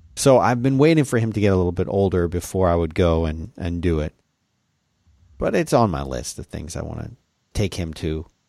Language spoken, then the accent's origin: English; Philadelphia, Pennsylvania, United States; when I was a boy growing up in Philadelphia.